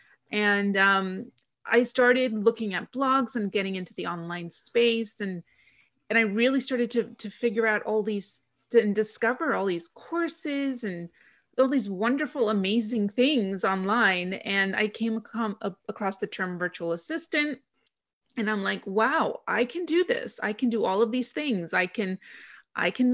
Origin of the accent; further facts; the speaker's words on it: Greece; also born or lived in London, United Kingdom; I'm originally from Greece, so when I moved back to Greece after spending 2 years in London working as a film publicist